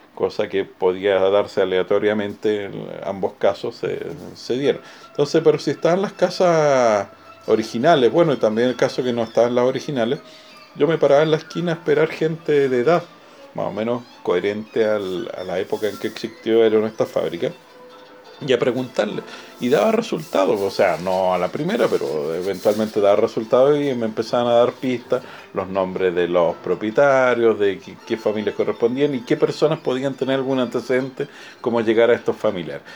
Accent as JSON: {"language": "Spanish", "town": "Arica", "region": "Arica y Parinacota", "country": "Chile", "tie": "born or raised there", "said": "desde que nací en Arica rodeado de juguetes por el tema del puerto libre"}